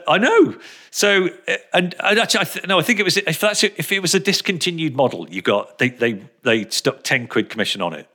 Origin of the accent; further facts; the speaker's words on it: Telford, West Midlands, United Kingdom; also born or lived in Birmingham; they moved out of Birmingham when I was about two or three, I think. They came over to Telford